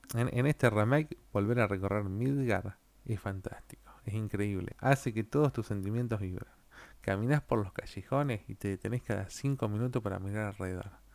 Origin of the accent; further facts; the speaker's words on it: Argentina; yo soy de Argentina